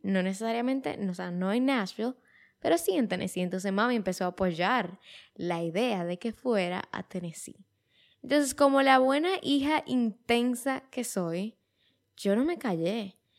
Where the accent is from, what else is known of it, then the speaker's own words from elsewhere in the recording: Dominican Republic; como dominicanos, muchas veces viajábamos a Estados Unidos